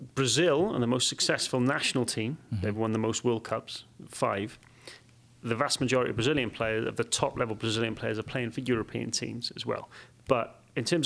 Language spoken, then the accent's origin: English; Wales, United Kingdom; moved away as an adult; now in United States; I grew up in Wales, and I love it. And I moved to America, and I absolutely love it